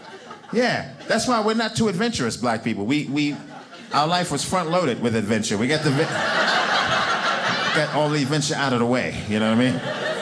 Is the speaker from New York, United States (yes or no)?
yes; New York City, New York, United States; now in Provo, United States; I'm from Brooklyn, New York, okay?